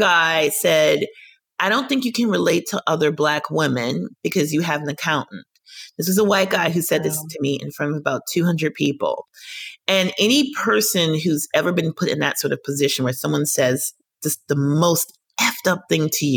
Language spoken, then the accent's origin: English; Minnesota, United States; I grew up in Minnesota